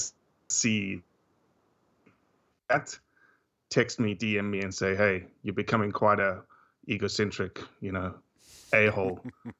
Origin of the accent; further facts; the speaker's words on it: Johannesburg, Gauteng, South Africa; moved away as an adult; because I was raised in Johannesburg, 8.5 million people, mm-hmm. until I was 24.